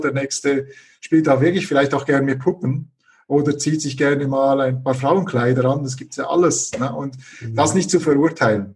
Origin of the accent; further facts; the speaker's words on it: Switzerland; moved away as an adult; now in Leipzig, Germany; ich bin gebürtiger Schweizer, das hört man wahrscheinlich auch noch äh, ein bisschen.